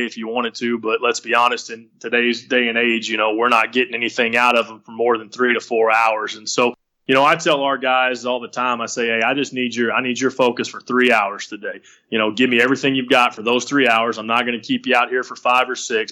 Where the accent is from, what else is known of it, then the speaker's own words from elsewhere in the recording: West, Texas, United States; moved away; I'm from West Texas. Well, we're at in West Texas. No, West, Texas